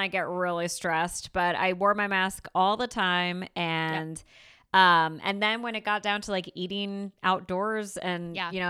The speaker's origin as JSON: {"language": "English", "region": "New York", "country": "United States", "tie": "born or raised there", "said": "So I went to my homeland, my people's homeland of Italy, and now my home state of New York."}